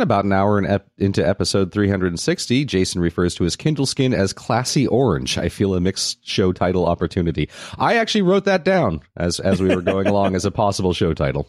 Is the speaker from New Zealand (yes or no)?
no; Malta; I come from Malta, which is, I know where Malta is.